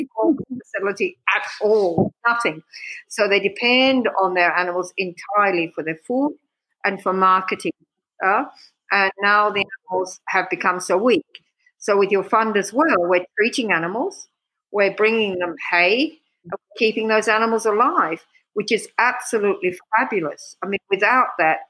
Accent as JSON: {"language": "English", "country": "Australia", "also_born_or_lived": "Sussex, England / Afar, Ethiopia", "moved": "as an adult", "lives_now": "Ethiopia", "said": "I'm from Australia. So, I mean, actually, I was born in Sussex"}